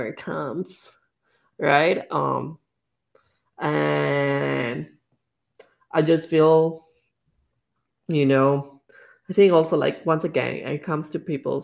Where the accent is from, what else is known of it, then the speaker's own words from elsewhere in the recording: Canada; I feel like as a Canadian society